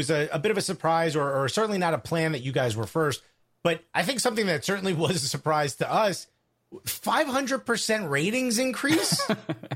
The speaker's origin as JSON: {"language": "English", "town": "Newark", "region": "New Jersey", "country": "United States", "tie": "born or raised there", "said": "I grew up in Newark, New Jersey"}